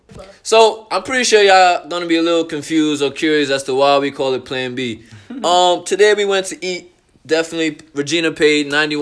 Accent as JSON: {"language": "English", "town": "New York City", "region": "New York", "country": "United States", "moved": "as an adult", "lives_now": "Connecticut, United States", "said": "Like me, I'm from the Bronx, New York. Moved out to Connecticut last year."}